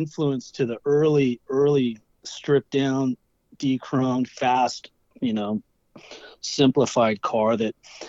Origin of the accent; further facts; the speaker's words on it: Irvine, California, United States; I grew up in Irvine, California, up in Turtle Rock